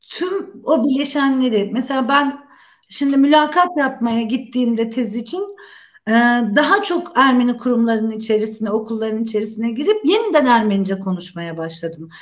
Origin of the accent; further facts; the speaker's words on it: Istanbul, Turkey; moved away as an adult; also born or lived in Ankara / Van / Kastamonu / Sinop; İstanbul'da büyüdüm.